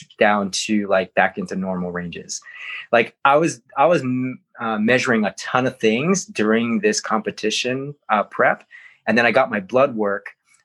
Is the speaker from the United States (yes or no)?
yes; Hawaii, United States; growing up in Hawaii